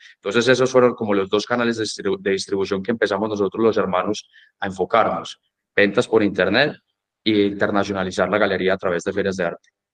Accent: Medellín, Antioquia, Colombia; moved away as an adult; also born or lived in Dallas, Texas, United States; yo me gradué del colegio aquí en Medellín, yo pues nací en Medellín

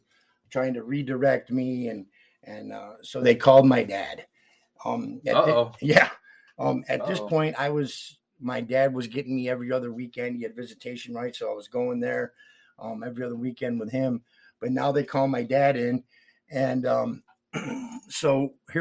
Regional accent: Palmyra, New York, United States; moved away; also born or lived in Rochester, New York / Greece, New York; I grew up in Palmyra

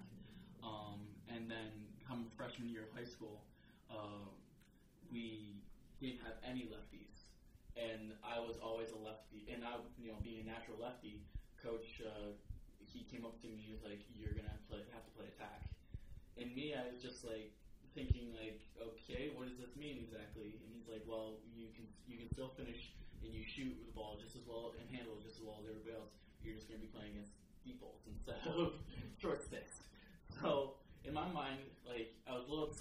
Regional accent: Fayetteville, New York, United States; growing up in Fayetteville Manly, our coach, Chris Canale, he was a West Gen C guy

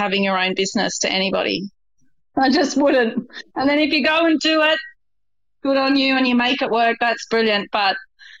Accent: Kalgoorlie, Western Australia, Australia; also born or lived in Brisbane / Melbourne / Sydney; I was born in Brisbane. I grew up in Kalgoorlie. I met Jez in Melbourne, but I'm very much a Sydney girl.

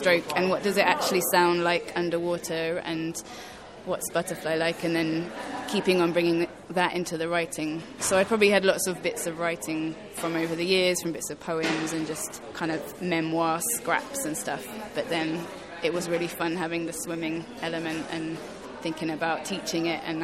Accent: Basingstoke, South East England, United Kingdom; also born or lived in Zambia; When I was 12, I moved from Basingstoke to Zambia, as you do, and I was there until I was 15

